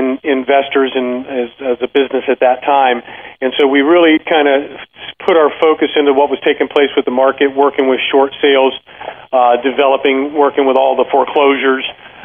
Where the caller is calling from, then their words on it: Tampa, Florida, United States; I'm right outside of Tampa, so okay. Sunny Florida.